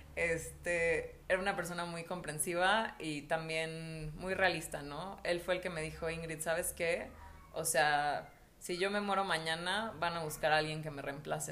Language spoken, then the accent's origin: Spanish; Mexico; also born or lived in Mexico City; yo estaba en la Ciudad de México, me regresé a mi pueblo y era como, yo cuando tenía, cuando tenía 16 años, yo estaba desesperada por salirme de mi pueblo.